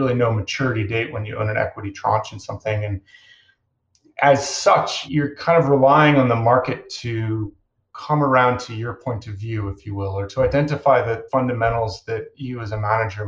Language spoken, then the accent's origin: English; Chicago, Illinois, United States; I grew up in Chicago